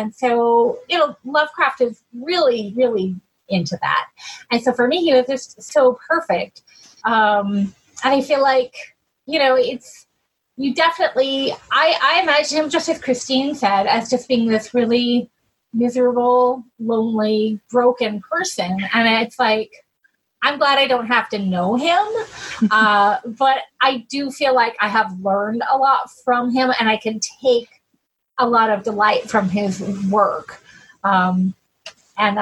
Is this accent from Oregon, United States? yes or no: yes; Southern Oregon, United States; I grew up in Southern Oregon in a very rural logging town